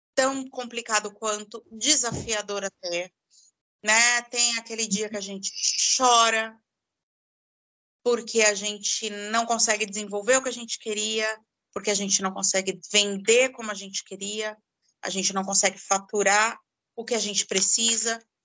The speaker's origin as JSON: {"language": "Portuguese", "region": "São Paulo", "country": "Brazil", "said": "Eu sou de São Paulo"}